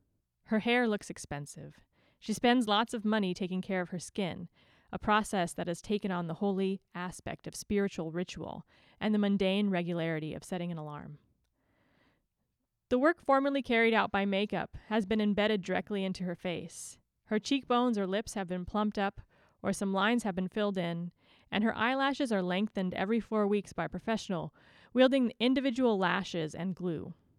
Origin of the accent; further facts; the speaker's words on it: California, United States; is knowing that I was born and raised and have lived my whole life in like the same 2 mile radius. So born and raised in Orange County